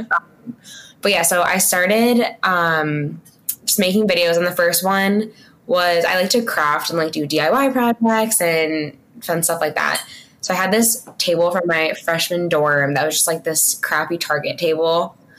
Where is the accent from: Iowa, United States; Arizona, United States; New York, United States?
New York, United States; also born or lived in Delaware; so I'm from New York though. So I moved home like everybody else and with my parents